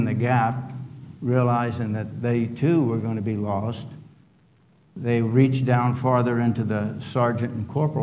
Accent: Arlington, Virginia, United States; I grew up in Arlington, Virginia

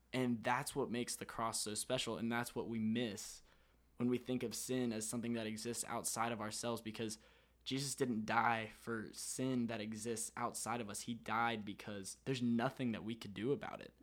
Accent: Florida, United States; I'm from Florida

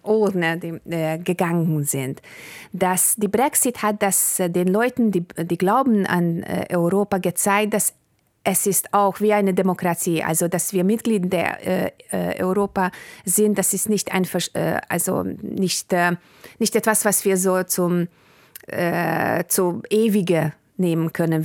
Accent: Hungary; German is a second language; mein Vater aus Bulgarien kam und meine Mutter äh, aus Ungarn und wir haben also im Ungarn gelebt, aber zu Hause haben wir Bulgarisch gesprochen

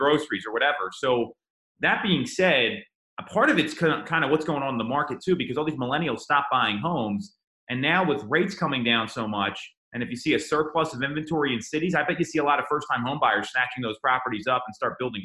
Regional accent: Phoenixville, Pennsylvania, United States; Phoenixville, I grew up right outside Phoenixville

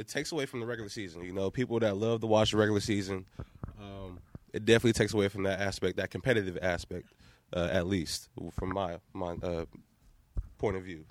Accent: Columbus, Ohio, United States; I'm from Columbus, Ohio, Northside Columbus. I grew up a Ohio State fan, right down the street from uh, the Ohio, Ohio State University campus

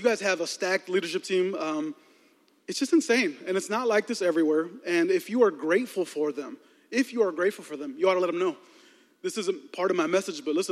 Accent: Chicago, Illinois, United States; moved away as an adult; also born or lived in Texas; I was born and raised in Chicago, 34 years here

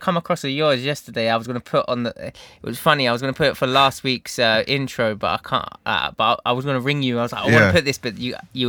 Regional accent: Essex, East of England, United Kingdom; my accent. Because right, being from Essex, I have a crossover between London

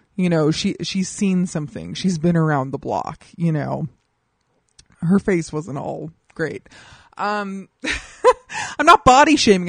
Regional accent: Colorado, United States; now in Los Angeles, United States; I grew up in Colorado

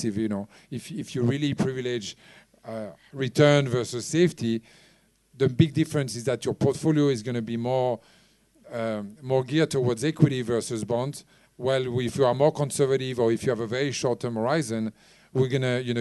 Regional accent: France; now in Hong Kong; I come from France

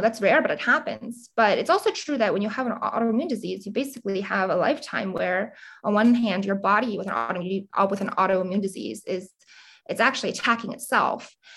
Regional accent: Montgomery County, Pennsylvania, United States; I grew up, you know, in Montgomery County, very quiet area right outside of Philadelphia, 45 minutes away

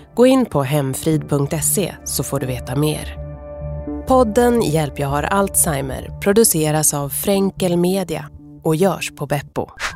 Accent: Sweden; jag är född i Sverige

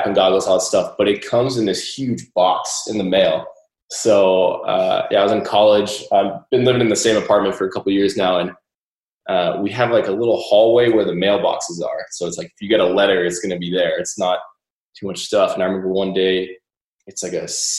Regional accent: McLean, Virginia, United States; I grew up in McLean, Virginia for most of my life

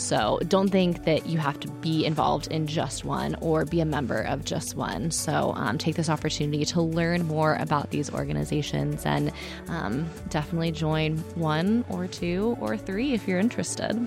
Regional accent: Texas, United States; Austin, Texas, in my home state

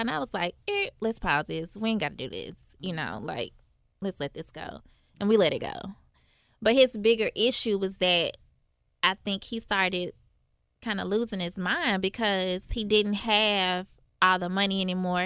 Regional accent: Memphis, Tennessee, United States; growing up in North Memphis

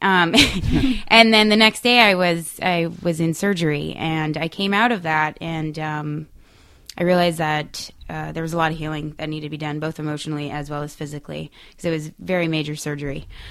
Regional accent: New England, United States; I'm from New England

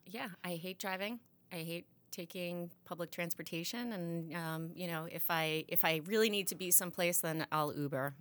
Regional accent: Long Island, New York, United States; moved away as an adult; now in Massachusetts, United States; I grew up in New York, and I took the train from Long Island into the city all the time.

